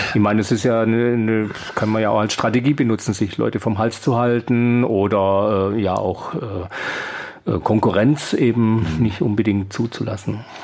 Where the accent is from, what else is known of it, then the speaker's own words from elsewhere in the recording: Esslingen, Baden-Württemberg, Germany; in meiner Heimatstadt in Esslingen